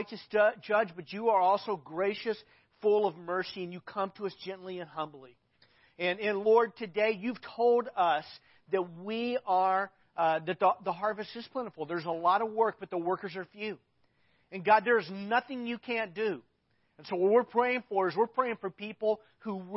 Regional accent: Arkansas, United States; I grew up in Arkansas

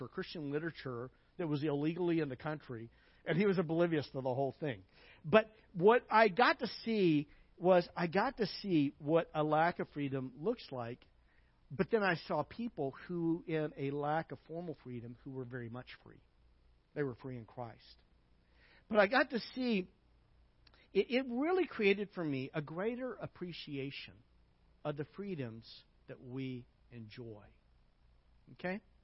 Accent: United States; moved away; also born or lived in Hungary; as an American

